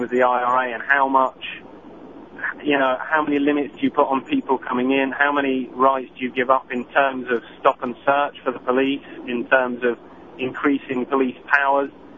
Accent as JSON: {"language": "English", "country": "United Kingdom", "tie": "born or raised there", "moved": "yes", "said": "I grew up in Britain"}